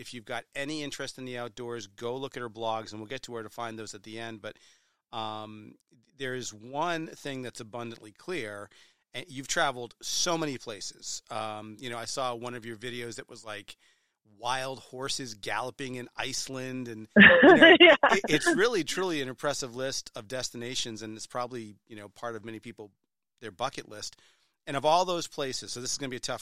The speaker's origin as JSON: {"language": "English", "region": "New Hampshire", "country": "United States", "tie": "born or raised there", "said": "I was born and bred in New Hampshire. It's a great state. I still live there"}